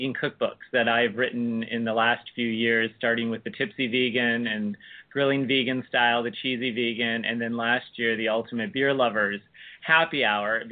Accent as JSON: {"language": "English", "country": "United States", "tie": "born or raised there", "said": "the oldest Benedictine convent in the United States, right here in my hometown"}